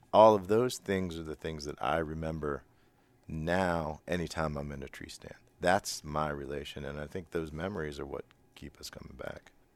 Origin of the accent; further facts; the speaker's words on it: Western Pennsylvania, United States; I'm from Western P